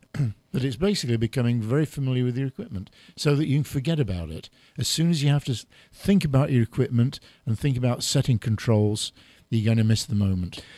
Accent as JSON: {"language": "English", "region": "England", "country": "United Kingdom", "accent": "English", "said": "I've got an English"}